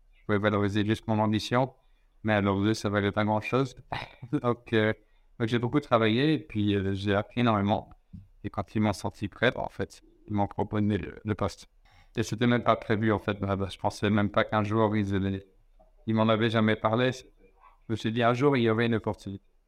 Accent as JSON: {"language": "French", "town": "Lausanne", "region": "Vaud", "country": "Switzerland", "tie": "born or raised there", "said": "je suis né en Suisse, à Lausanne, il y a 36 ans"}